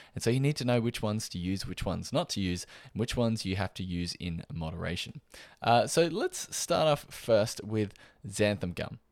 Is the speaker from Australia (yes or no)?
yes; Australia